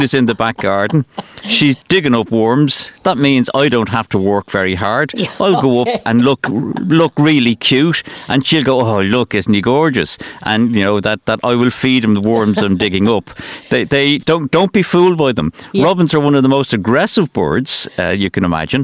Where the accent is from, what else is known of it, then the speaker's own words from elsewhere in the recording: Dublin, Leinster, Ireland; moved away as an adult; now in Newcastle, County Wicklow, Ireland; I'm born and bred in Finglas